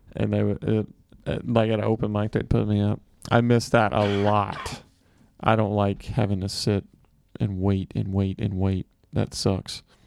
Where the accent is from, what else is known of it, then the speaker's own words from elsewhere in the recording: Mississippi, United States; moved away; also born or lived in San Francisco / New York; I'm from Mississippi.